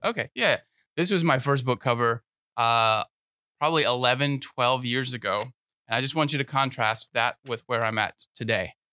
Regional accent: Sebring, Florida, United States; now in Lakeland, United States; I grew up in Sebring, Florida, which is, uh, even smaller than Lakeland

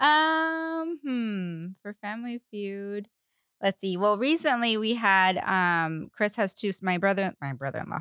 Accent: Paraguay; English is a second language; moved away; I was born and raised in Paraguay

